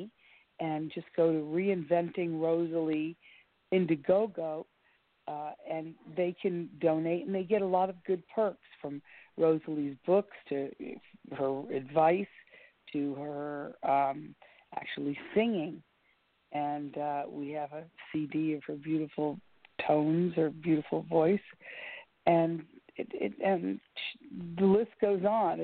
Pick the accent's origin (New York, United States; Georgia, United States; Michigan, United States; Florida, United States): Florida, United States; Miami; growing up in Miami